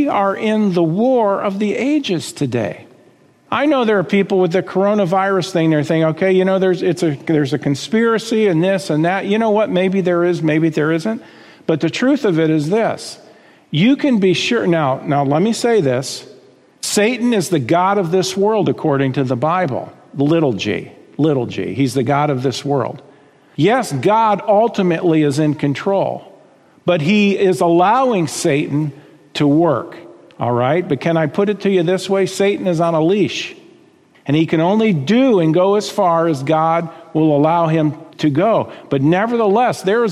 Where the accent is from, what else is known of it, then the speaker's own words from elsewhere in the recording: United States; I've got rights as an American citizen